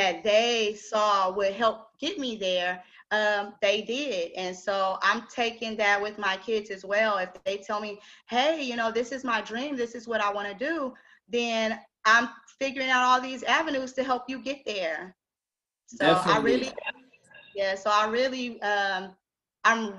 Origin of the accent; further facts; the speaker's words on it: Austin, Texas, United States; I'm originally from Austin